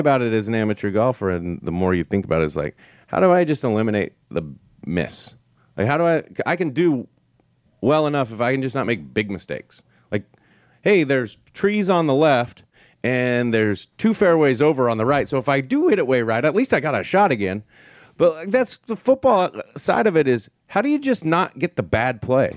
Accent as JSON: {"language": "English", "region": "Wyoming", "country": "United States", "tie": "born or raised there", "moved": "yes", "said": "growing up in Wyoming"}